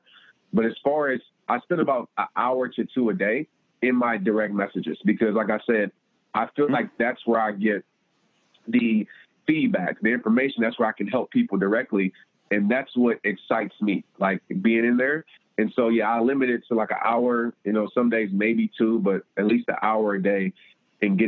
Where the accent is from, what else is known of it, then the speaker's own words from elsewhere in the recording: Fort Worth, Texas, United States; I had my hometown event in Fort Worth